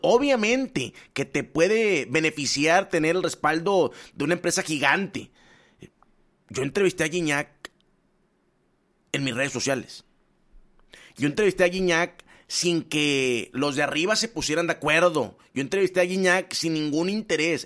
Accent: Nuevo León, Mexico; also born or lived in Puebla; yo llego de Puebla, yo crezco en Nuevo León

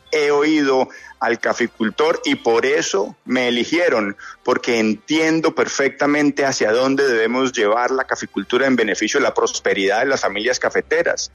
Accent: Huila, Colombia; Yo soy un cafetero huilense

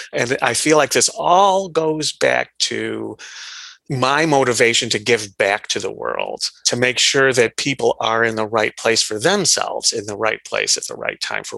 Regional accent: Iran; born there; I was born in Iran, and I was born like a perfectly normal birth

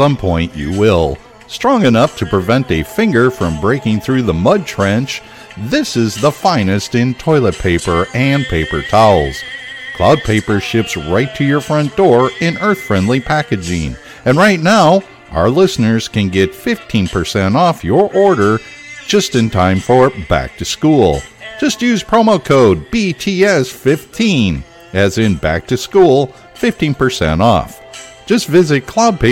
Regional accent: Chicago, Illinois, United States; I'm from Chicago

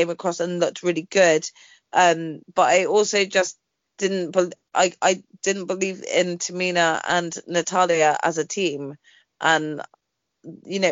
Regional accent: United Kingdom; we're British

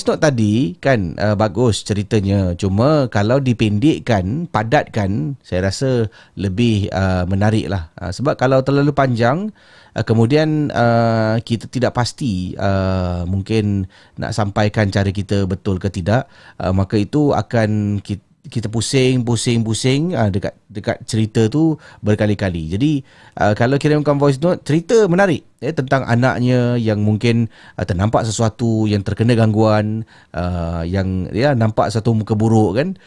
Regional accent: Singapore; Uh, saya orang Singapura menetap di Tampines.

